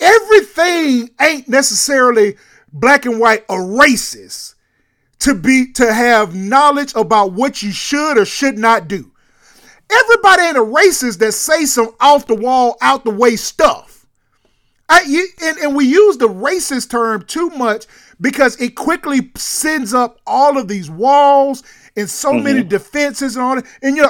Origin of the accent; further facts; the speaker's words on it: California, United States; I grew up in the Bay Area, went to school, obviously, in Oklahoma.